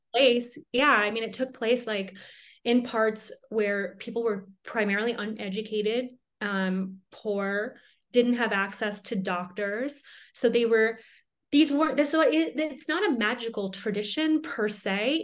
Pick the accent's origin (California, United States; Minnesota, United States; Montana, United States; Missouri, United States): Minnesota, United States; now in Colorado, United States; I grew up in Minnesota